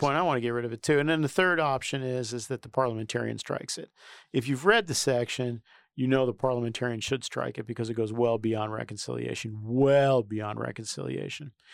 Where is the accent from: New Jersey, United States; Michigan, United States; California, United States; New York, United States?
New York, United States; New York City; I come from New York City